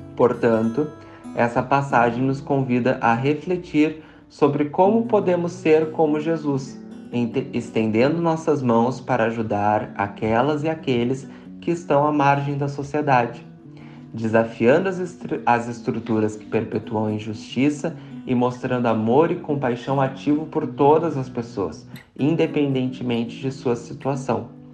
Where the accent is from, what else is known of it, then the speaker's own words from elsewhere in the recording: Rio Grande do Sul, Brazil; now in São Paulo, Brazil; sou do Rio Grande do Sul, atualmente morando em São Paulo